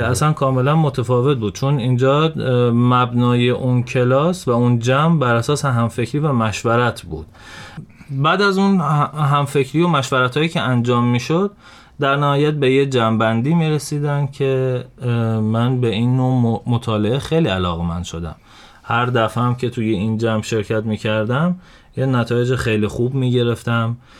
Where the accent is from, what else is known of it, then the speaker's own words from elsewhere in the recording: Shiraz, Fars, Iran; توی شیراز به دنیا اومدم